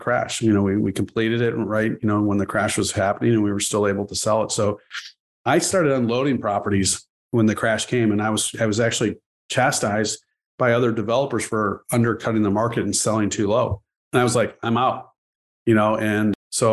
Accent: Chicago, Illinois, United States; also born or lived in Ohio; I'm originally from Chicago, but I grew up here, went and got my undergraduate degree in Ohio at Kenyon College. Then I came back

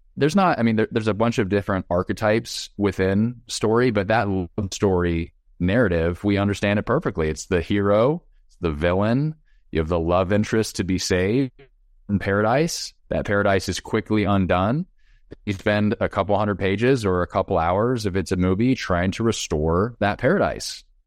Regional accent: United States; I'm an American.

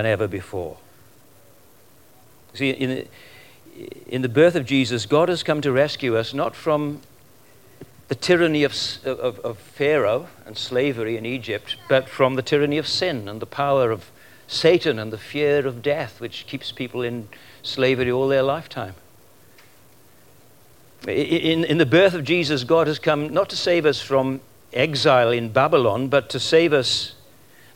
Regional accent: Welsh, Wales, United Kingdom; now in Australia; I'm Welsh. We just naturally sing

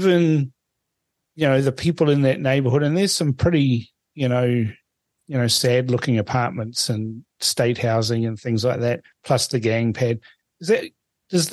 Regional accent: Suva, Central Division, Fiji; now in New Zealand; I was born in Fiji, and and I go back to Fiji, and I usually just go to Suva because that's where I was born

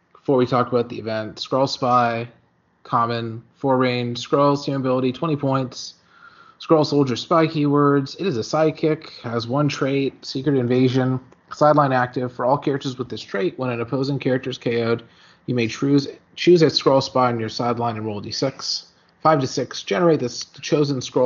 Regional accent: Canada; we're Canadian

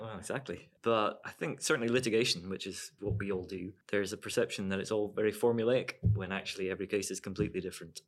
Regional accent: Dumfries, Scotland, United Kingdom; also born or lived in Ireland / Edinburgh; I grew up in Dumfries. I was born in Ireland

